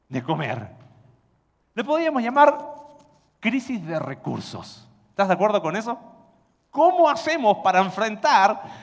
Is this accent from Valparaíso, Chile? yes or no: yes; Valparaíso, Chile; Vengo de Puerto y eh, todavía en la ciudad de donde yo soy gritan en el puerto, en los cerros, pescado ahumado y el olor es intenso. Pero como buen porteño, a mí me gusta.